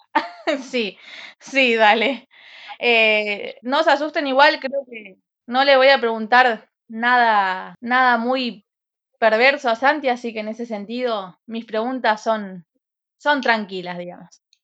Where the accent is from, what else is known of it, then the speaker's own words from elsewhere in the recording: Santa Fe, Argentina; Soy de Santa Fe Capital